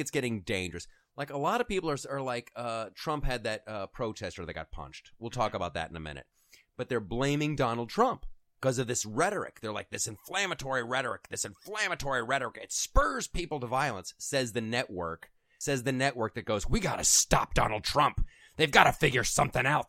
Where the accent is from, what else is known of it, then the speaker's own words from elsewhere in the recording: Ohio, United States; I'm from Ohio